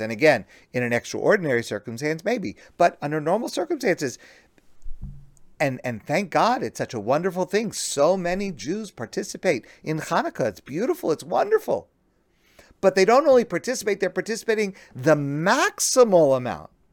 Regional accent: United States; I'm an American

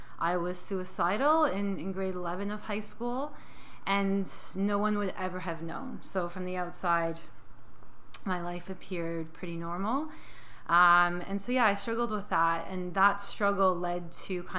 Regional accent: St. Catharines, Ontario, Canada; I'm from St. Catharines, so about an hour outside of Toronto, close to Niagara Falls. And yeah, I grew up there

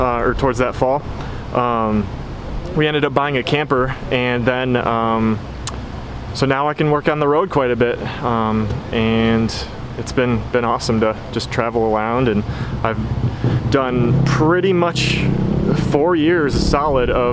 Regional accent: Michigan, United States; I'm from Michigan

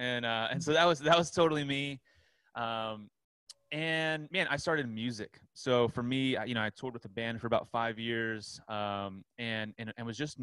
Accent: Southern California, United States; also born or lived in Orlando, Florida / Long Beach; I'm from Southern California

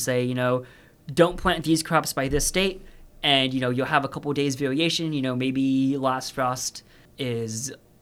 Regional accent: Texas, United States; moved away; I'm from Texas myself

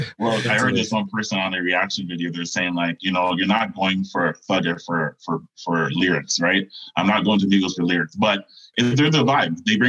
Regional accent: Jamaica; now in Canada; I'm actually the only family member in Canada that wasn't born in Jamaica. So I feel kind of out of ways with that, but everything I grew up in Jamaica.

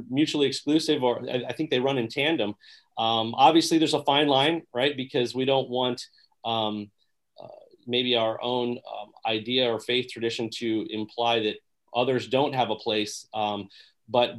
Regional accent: Three Rivers, Michigan, United States; also born or lived in Kalamazoo, Michigan / Berrien Springs, Michigan; I was actually from Three Rivers

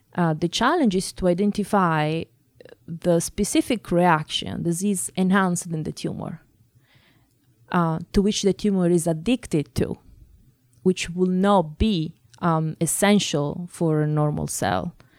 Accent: Italy; moved away as an adult; now in Boston, United States; I grew up in Italy. uh, that is my own country.

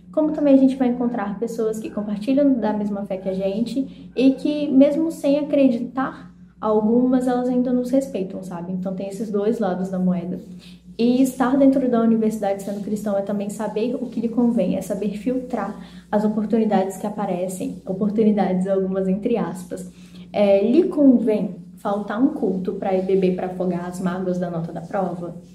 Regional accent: Serra, Espírito Santo, Brazil; aqui do Disca Gelb do Espírito Santo. Sou da Serra, da Congregação Cristo para Todos

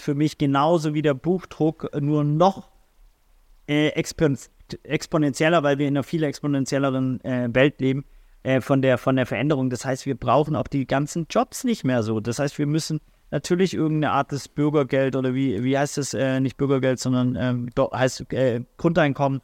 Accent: Swabia, Baden-Württemberg, Germany; also born or lived in St. Pauli, Hamburg; now in Hamburg, Germany; Schwabe Bildungsbürgertum

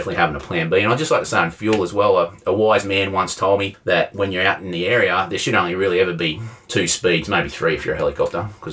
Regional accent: Corryong, northeast Victoria, Australia; moved away; northeast Victoria, a little town called Corion, which some people may recognise as my hometown

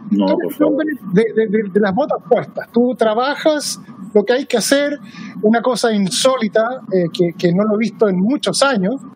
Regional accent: Chile; moved away as an adult; now in United States; Estados Unidos, donde vivo hace casi 20 años, y no hay esa, eh, es como entitlement, es, esa como yo, como soy chileno y soy pobre

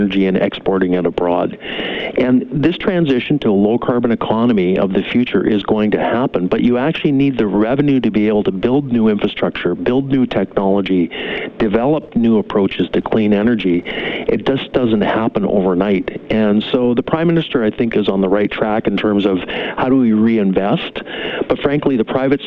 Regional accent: British Columbia, Canada; my family's been in BC for 4 generations

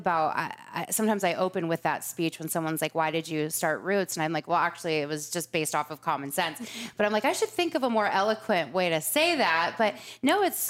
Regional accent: Laguna Beach, California, United States; moved away; I grew up in Laguna. I went to junior high there, high school. My parents are still there.

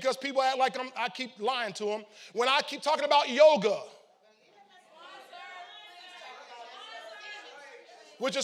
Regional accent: St. Petersburg, Florida, United States; I wasn't from Chicago. I was from St. Petersburg, Florida, 25th Street.

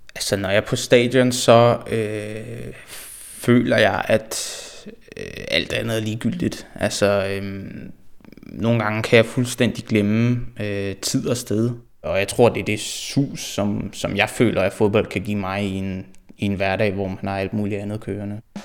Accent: Frederiksberg, Capital Region of Denmark, Denmark; Jeg er født og opvokset her på, på Frederiksberg

